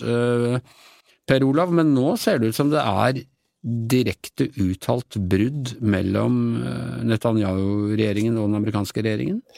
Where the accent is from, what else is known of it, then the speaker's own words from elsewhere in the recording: Ås, Akershus, Norway; moved away; min heimbygda mi, eh, Ås